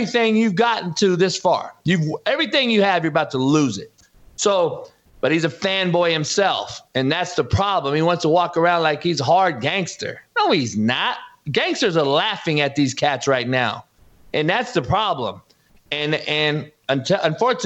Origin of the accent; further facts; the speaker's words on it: Compton, California, United States; I'm from Compton, not South Central.